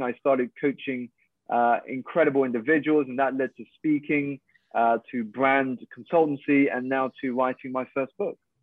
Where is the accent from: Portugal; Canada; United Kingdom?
United Kingdom; i'm Malaysian Chinese. I was born here in the UK to two Malaysian parents